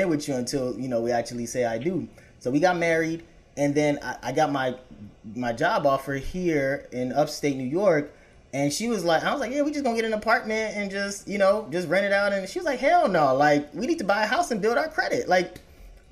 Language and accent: English; Nigeria; now in Chicago, United States; back in our home country